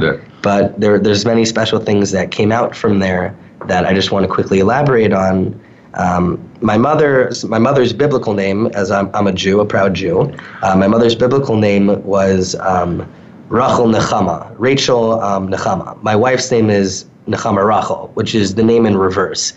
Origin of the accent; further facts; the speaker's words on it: New York suburbs, United States; now in Calgary, Canada; I grew up um, a little bit in the suburbs, maybe 40, 45 minutes outside from Manhattan